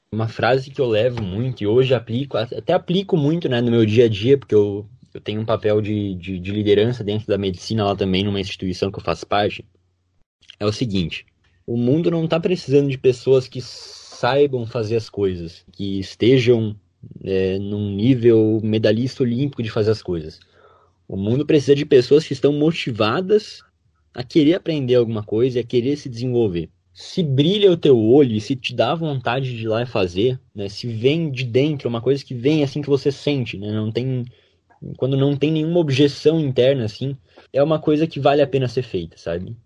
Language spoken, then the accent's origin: Portuguese; Ipumirim, Santa Catarina, Brazil; eu sou de Pumirim e o cursinho era em Concórdia